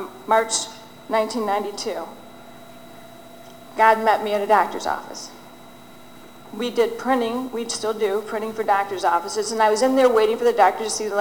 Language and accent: English; Detroit, Michigan, United States; also born or lived in Southfield, Michigan; Lived in a small community within Detroit, Michigan, and I lived among all Jewish people